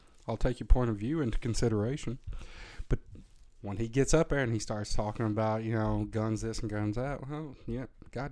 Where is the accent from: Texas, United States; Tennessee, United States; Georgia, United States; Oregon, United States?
Tennessee, United States; moved away; I'm born and bred in Tennessee. I'm a redneck myself, a reformed redneck